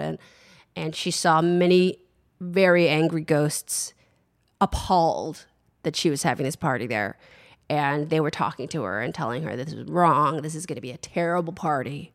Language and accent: English; San Francisco, California, United States; I grew up in San Francisco